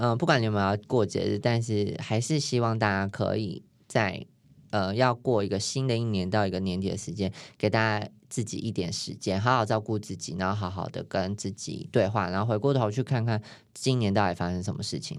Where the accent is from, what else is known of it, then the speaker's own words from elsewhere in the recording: New Taipei, Taiwan; 所以我新北人对不起，但是我有去。